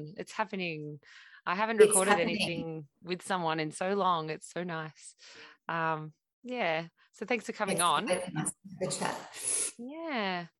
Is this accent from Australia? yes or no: yes; Horsham, Victoria, Australia; No, Horsham. So I was right there.